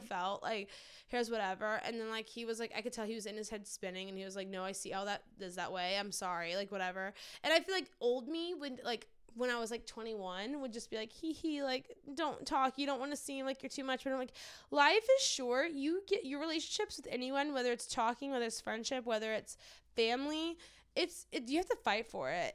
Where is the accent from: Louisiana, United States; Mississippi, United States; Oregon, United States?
Louisiana, United States; New Orleans; growing up in New Orleans